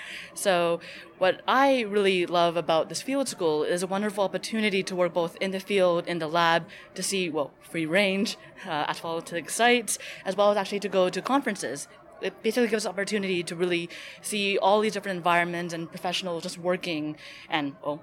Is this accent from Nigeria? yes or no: no; Montreal, Quebec, Canada; moved away as an adult; now in Oxford, United Kingdom; I'm originally from Montreal, Canada, but I'm studying in the UK, specifically specifically Oxford University. I'm pursuing a PhD in archaeology there.